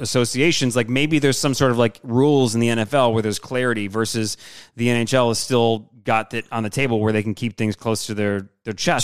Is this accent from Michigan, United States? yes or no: yes; Michigan, United States; moved away as an adult; now in New Orleans, United States; me growing up in Michigan